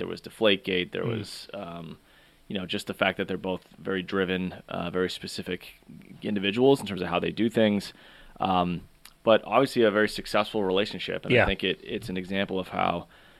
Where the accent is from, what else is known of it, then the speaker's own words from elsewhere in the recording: Boston, Massachusetts, United States; we're from Boston